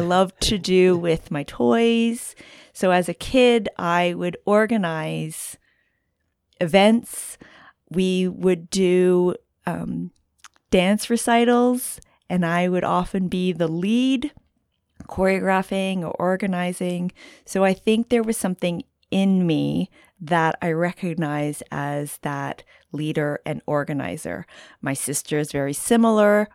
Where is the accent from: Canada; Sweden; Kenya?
Canada; moved away as an adult; also born or lived in Halifax, Nova Scotia / Ontario; now in Santa Cruz, United States; I'm Canadian, so a bit of a transplant here in Santa Cruz